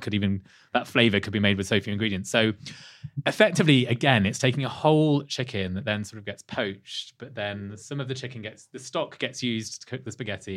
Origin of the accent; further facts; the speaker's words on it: Leicester, East Midlands, United Kingdom; not far from where I was born in Leicester